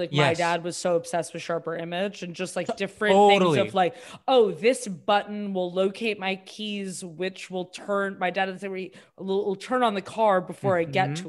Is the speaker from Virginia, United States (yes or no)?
no; Boston, Massachusetts, United States; I'm from Boston